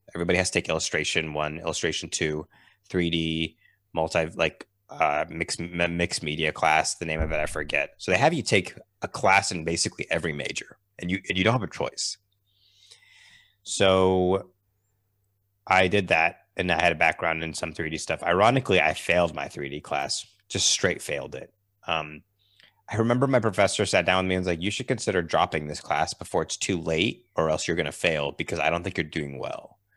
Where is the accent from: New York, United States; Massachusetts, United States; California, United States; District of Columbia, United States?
Massachusetts, United States; I grew up in Massachusetts in, um, in the U S.